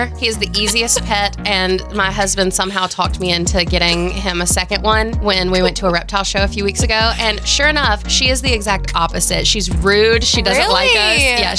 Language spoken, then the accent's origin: English; Stone County, Mississippi, United States; I'm from Stone County, so I'm from the little portion that may or may not be the coast.